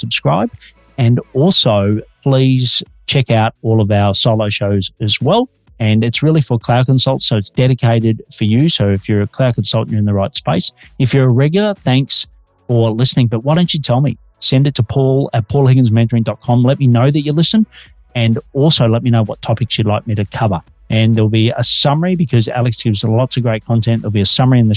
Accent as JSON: {"language": "English", "country": "Australia", "also_born_or_lived": "Melbourne, Australia"}